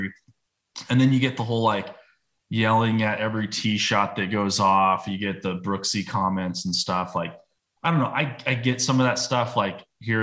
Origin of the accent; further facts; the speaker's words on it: United States; being American